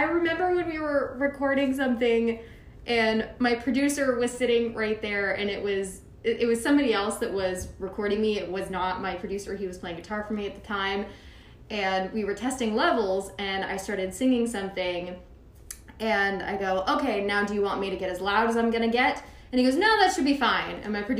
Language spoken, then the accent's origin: English; Little Rock, Arkansas, United States; now in Nashville, United States; So originally from Little Rock, Arkansas. So I moved to Austin first, actually.